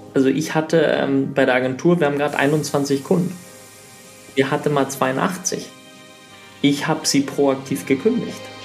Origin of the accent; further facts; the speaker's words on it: Sweden; moved away; also born or lived in Germany; ich bin in Schweden aufgewachsen, also ich bin in Deutschland geboren, nach Schweden gezogen, habe da 14 Jahre gelebt